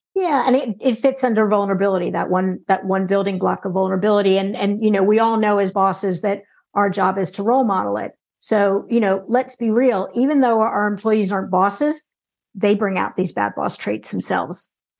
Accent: United States; now in United Kingdom; I'm in the U K, but I'm American

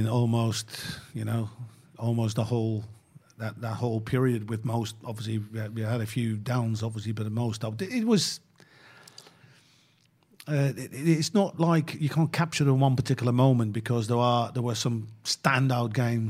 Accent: Netherlands; English is a second language; because I grew up in Holland, you know what I mean?

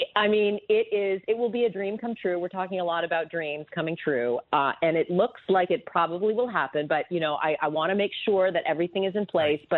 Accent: Canada; now in United States; I was born in Canada, uh, but my father was American

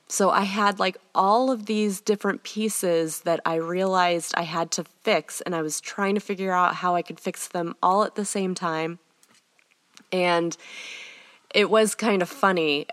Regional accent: United States; also born or lived in England; for me as an American

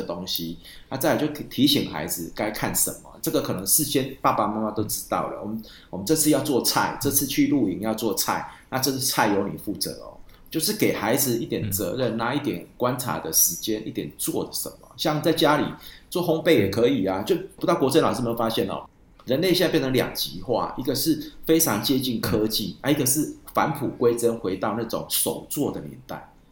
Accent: Dajia, Taichung, Taiwan; 我是大甲人，你知道我们大甲最有名是正南宫嘛

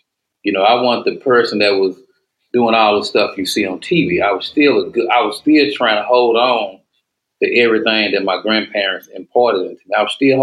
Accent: Dallas, Texas, United States; I'm from East Dallas

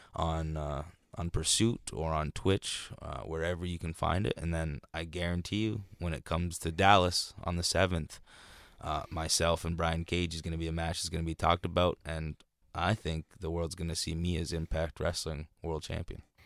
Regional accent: Canada; even being Canadian.

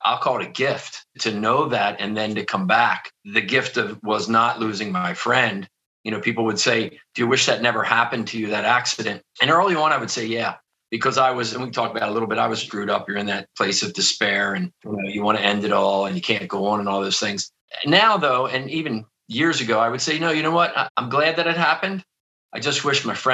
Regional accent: outside of Philadelphia, Pennsylvania, United States; I grew up outside of Philadelphia. I'm sure you can probably hear that in my accent

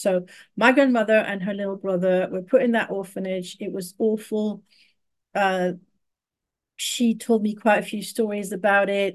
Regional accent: Paris, Île-de-France, France; moved away; I was raised in Paris, in France

